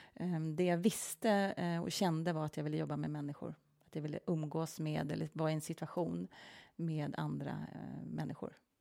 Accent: Norrtälje, Stockholm County, Sweden; also born or lived in Milan, Italy; jag är ju född och uppvuxen utanför Norrtälje, så det är en liten stad utanför Stockholm

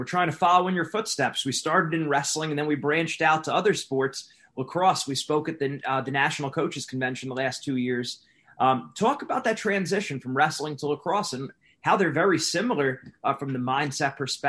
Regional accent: New Jersey, United States; I'm originally from New Jersey.

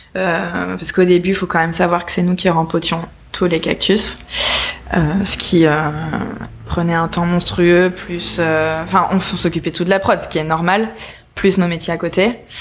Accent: Nice, Provence-Alpes-Côte d'Azur, France; moved away as an adult; now in Paris, France; on vient de Nice

